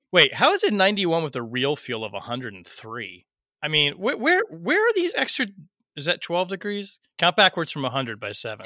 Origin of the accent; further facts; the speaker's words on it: Portland, Oregon, United States; Portland, my hometown